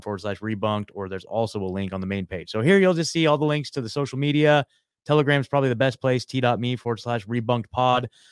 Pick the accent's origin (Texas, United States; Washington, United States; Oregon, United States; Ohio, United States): Oregon, United States; moved away as an adult; also born or lived in Eugene, Oregon; now in Nashville, United States; I, I born and raised in Oregon, I lived in Eugene, Oregon for the last, uh, you know, ten years